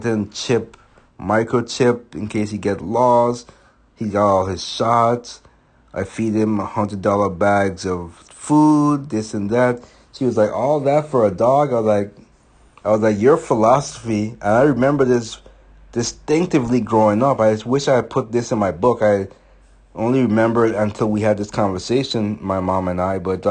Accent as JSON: {"language": "English", "country": "U.S. Virgin Islands", "tie": "born or raised there", "moved": "yes", "said": "when I was growing up, I'm from St. Thomas, and so certain words we don't pronounce correctly"}